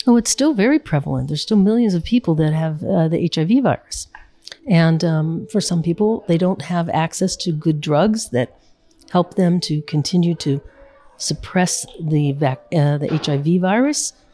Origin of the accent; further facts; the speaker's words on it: United States; me as an American